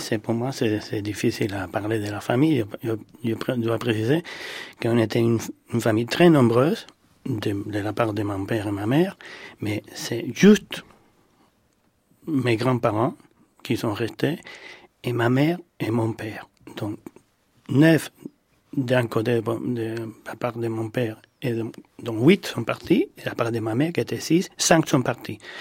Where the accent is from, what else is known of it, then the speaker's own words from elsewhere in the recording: Cuba; now in France; je suis né à Cuba